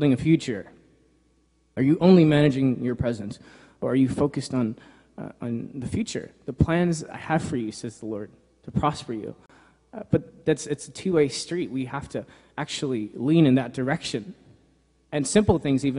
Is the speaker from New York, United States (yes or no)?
yes; New York, United States; moved away; I grew up in New York, so my dad's a pastor there